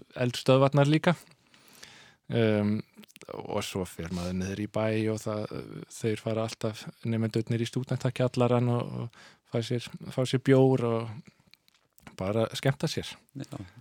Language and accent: Icelandic; Solrød Strand, Zealand, Denmark; first language Danish; Icelandic is a second language; moved away as an adult; also born or lived in Jutland / Copenhagen; now in Iceland; ég ólst upp á austur Sjálandi í, í svona litlum að, að, að, hérna, á dönskum mælikvarða